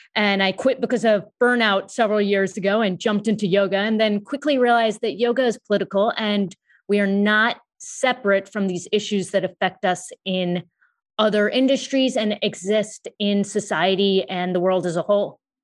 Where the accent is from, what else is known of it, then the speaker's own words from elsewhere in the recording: United States; I am of Indian descent. My parents were born in India and I was born in the U S